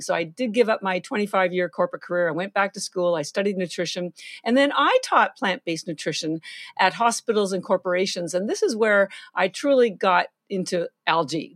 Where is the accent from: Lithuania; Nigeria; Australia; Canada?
Canada; moved away as an adult; now in Boston, United States; I'm Canadian, I have, I do live in Boston, I've been here thirty-three years, but all my family's still in Canada